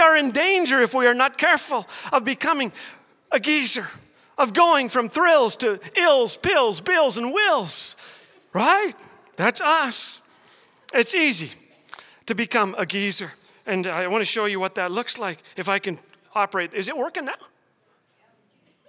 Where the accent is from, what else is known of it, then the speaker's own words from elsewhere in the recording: Saskatchewan, Canada; when I was a little boy growing up in Saskatchewan